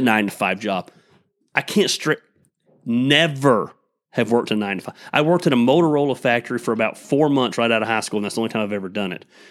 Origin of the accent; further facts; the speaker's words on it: Tecula, Georgia, United States; we grew up in Tecula